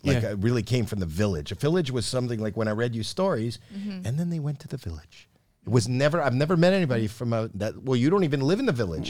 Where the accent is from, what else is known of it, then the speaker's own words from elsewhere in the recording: Toronto, Ontario, Canada; Toronto, Canada. I didn't have to wear a coat for Halloween. It's cold in October in Canada. I lived in an apartment building.